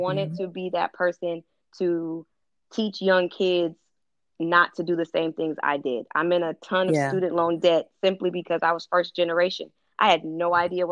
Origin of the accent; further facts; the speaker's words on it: California, United States; I'm from California, and I went to the best of the best schools